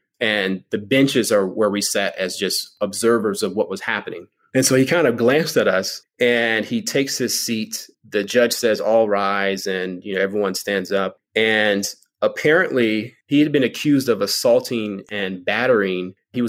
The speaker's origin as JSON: {"language": "English", "region": "Virginia", "country": "United States", "tie": "born or raised there", "also_born_or_lived": "Richmond, Virginia / North Carolina", "lives_now": "Los Angeles, United States", "said": "I'm actually from the East Coast. Well, I was born in Richmond, Virginia, grew up between Virginia and North Carolina."}